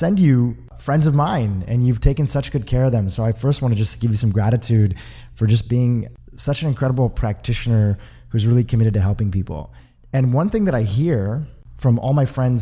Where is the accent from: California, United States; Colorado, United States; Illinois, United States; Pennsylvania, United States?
California, United States; Santa Monica; my hometown here in Santa Monica, California